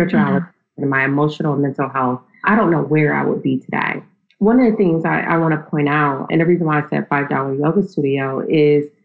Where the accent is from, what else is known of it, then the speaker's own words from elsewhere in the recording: Akron, Ohio, United States; moved away as an adult; also born or lived in Nashville, Tennessee / New York; I was raised in Akron, Ohio